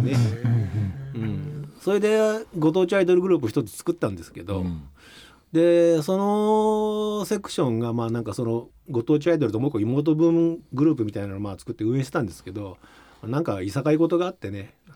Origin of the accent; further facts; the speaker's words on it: Shizuoka, Japan; 生まれは静岡市ですね